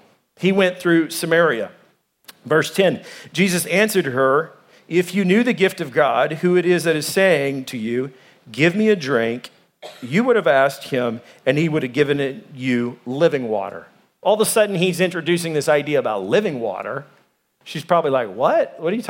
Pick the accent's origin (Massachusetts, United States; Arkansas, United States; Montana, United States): Arkansas, United States; now in Arizona, United States; I came from Arkansas. There's racist people there. There's racist people here in Arizona.